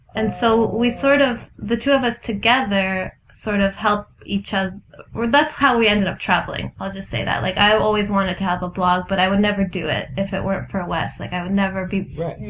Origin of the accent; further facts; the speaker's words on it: Ontario, Canada; I'm from Ontario